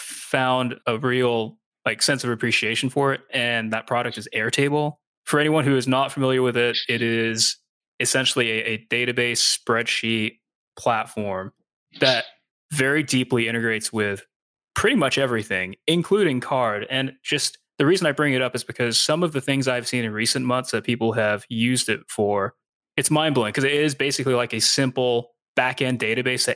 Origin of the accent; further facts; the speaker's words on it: Nashville, Tennessee, United States; The name of my hometown is Nashville, as in Nashville, Tennessee.